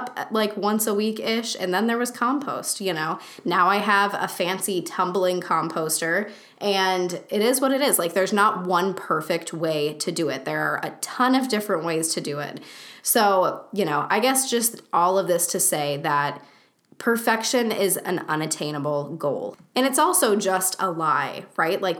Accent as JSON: {"language": "English", "country": "United States", "tie": "born or raised there", "said": "the societal norms that I grew up with here in the United States"}